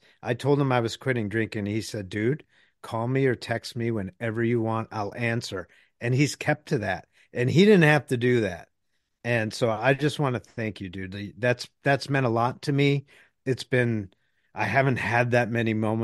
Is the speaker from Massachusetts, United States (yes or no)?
yes; Boston, Massachusetts, United States; moved away; I grew up in Boston.